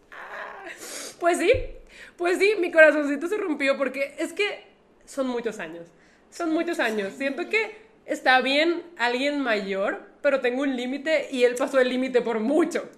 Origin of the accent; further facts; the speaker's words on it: Monterrey, Nuevo León, Mexico; a los que vivimos en Monterrey nos dicen regiomontanos y acortándolo, regios